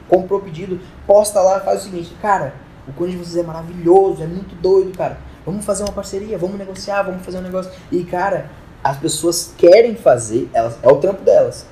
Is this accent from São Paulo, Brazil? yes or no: no; Porto Alegre, Rio Grande do Sul, Brazil; now in Rondônia, Brazil; da minha cidade, de Porto Alegre. Mas. Pra quem não sabe, tipo, eu sou gaúcho